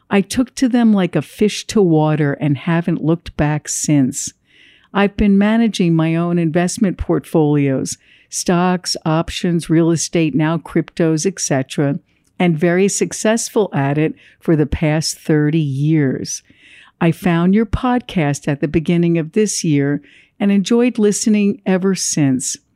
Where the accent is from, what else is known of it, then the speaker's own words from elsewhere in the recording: Ho Chi Minh City, Vietnam; born there; moved away; I was born in Saigon during the Vietnam War and in 1975 lived through the total collapse of the city. In 1978, my family, with just the clothes on our backs, boarded a boat in the middle of the night to seek freedom from communist Vietnam.